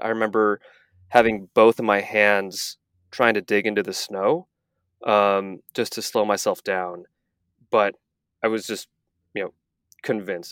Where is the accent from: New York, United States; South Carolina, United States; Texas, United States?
Texas, United States; moved away as an adult; also born or lived in Malibu, California; I, I grew up in Texas